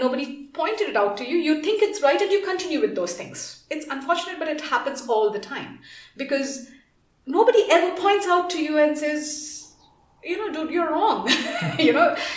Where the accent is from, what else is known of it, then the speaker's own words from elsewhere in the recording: India; moved away as an adult; now in Kenya; I am from India